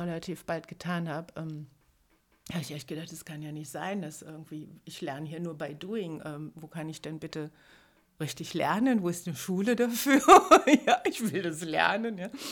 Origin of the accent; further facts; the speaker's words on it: Germany; moved away as an adult; also born or lived in Trier; now in Berlin, Germany; Weil das relativ nahe da war, wo ich aufgewachsen bin